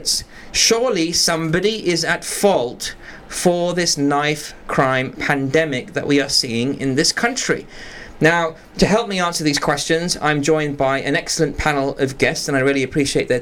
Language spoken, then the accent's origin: English; London, United Kingdom; I grew up in Northwest London, I grew up in mostly a kind of working class neighborhood